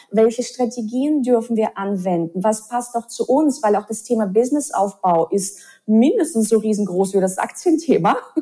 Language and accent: German; Russia; moved away; ich bin ja in Russland aufgewachsen